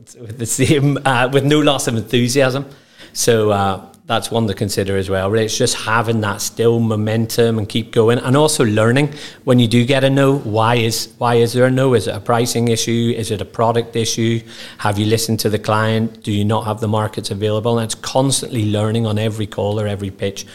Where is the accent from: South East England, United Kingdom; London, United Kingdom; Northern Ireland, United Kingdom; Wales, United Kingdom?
Northern Ireland, United Kingdom; growing up in Northern Ireland, having bright ginger hair and a face like this